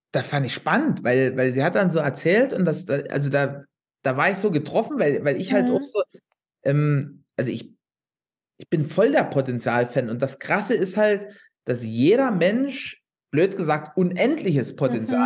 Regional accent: Upper Lusatia, Saxony, Germany; ich wohne hier in der Oberlausitz

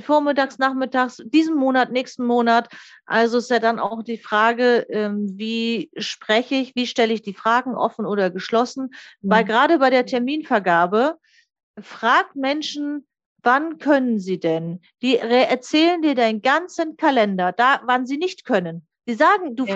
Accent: the North, Northern Germany, Germany; Ich komme ja hier aus dem Norden

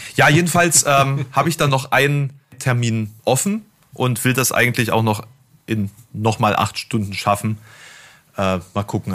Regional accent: East Germany, Germany; als Ossi einen Text einzulesen, ist schon mal generell schwierig, ne? Wenn du so, wenn du schon einen gewissen Regulekt hast

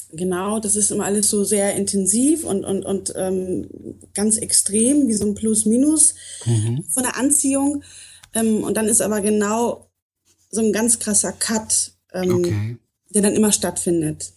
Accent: North Rhine-Westphalia, Germany; also born or lived in Poland / Bavaria; now in Munich, Germany; bin woanders auch geboren und ähm, bin in Nordrhein-Westfalen aufgewachsen

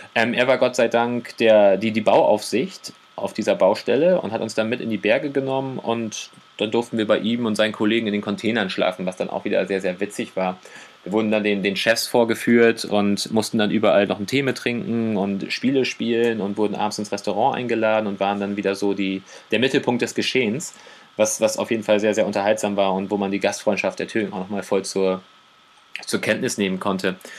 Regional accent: Germany; also born or lived in Oldenburg; als Deutscher mit deutschem Pass

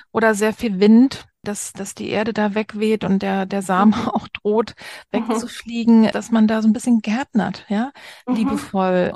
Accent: East Germany, Germany; als Ossi

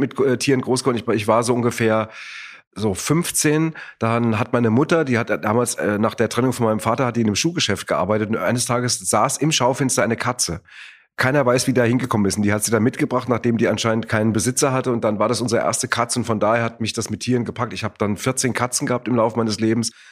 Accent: Hesse, Germany; born or raised there; also born or lived in Wuppertal

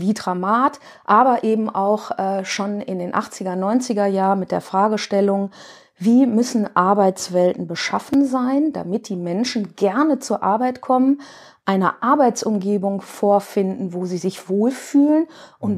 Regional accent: Duisburg, North Rhine-Westphalia, Germany; ich komme aus dem Ruhrgebiet, aus dem schönen Duisburg

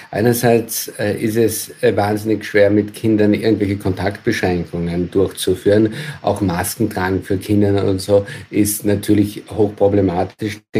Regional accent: Austria; now in Germany; Also schauen wir ins Nachbarland nach Österreich, mein Heimatland, dann sind dort die Inzidenzen wesentlich höher.

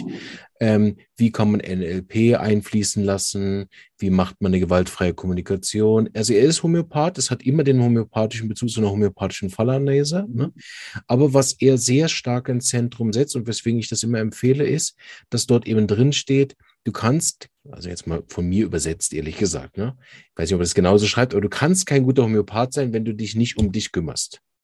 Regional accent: Berlin, Germany; moved away; ich komme ja ursprünglich aus Berlin

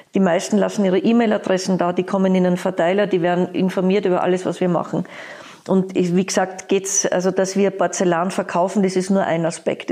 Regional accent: Vienna, Austria; now in Berlin, Germany; ich komme aus Wien

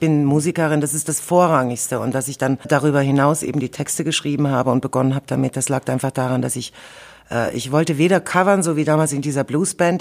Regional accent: Germany; also born or lived in Soviet Union (born); ich kam mit fünf Jahren nach Deutschland

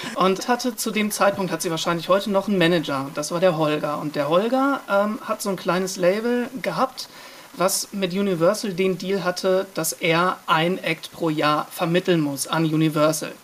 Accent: Iserlohn, North Rhine-Westphalia, Germany; now in Cologne, Germany; wir kommen ja ursprünglich aus Iserlohn

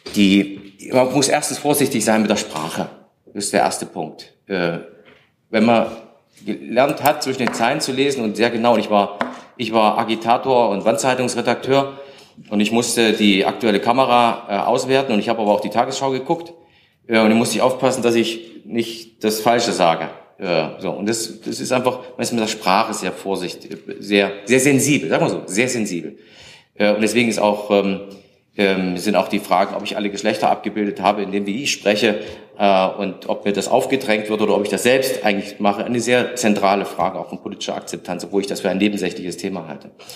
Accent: Thuringia, Germany; das sage ich als Thüringer

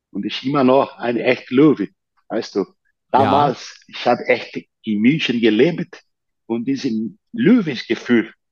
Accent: São Paulo, Brazil; born there; German is a second language; in der Nähe von São Paulo, wo ich geboren bin

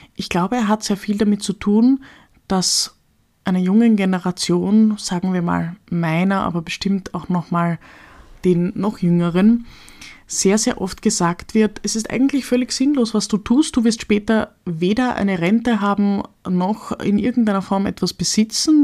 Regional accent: Austria; als Österreicherin

